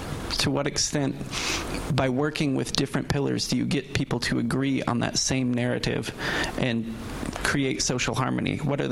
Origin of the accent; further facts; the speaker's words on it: United States; moved away as an adult; also born or lived in Japan; now in London, United Kingdom; As an American and somebody who just lived in Japan for a year